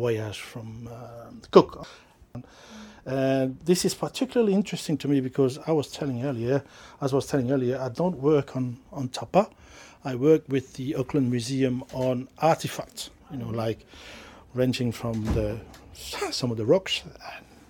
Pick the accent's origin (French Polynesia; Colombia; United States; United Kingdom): French Polynesia; Mangareva, Gambier Islands; first language Mangarevan; English is a second language; now in New Zealand; I speak Tahitian and obviously my native language, Mangareva